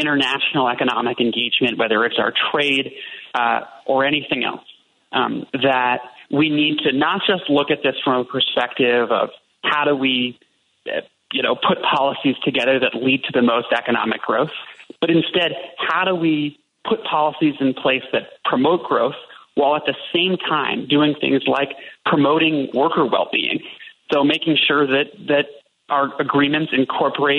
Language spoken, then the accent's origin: English; Chicago, Illinois, United States; as a Chicago native